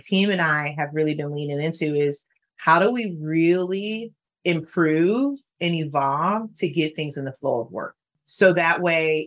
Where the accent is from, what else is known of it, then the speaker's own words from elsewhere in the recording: Detroit, Michigan, United States; I'm from Detroit. I graduated from Detroit Public Schools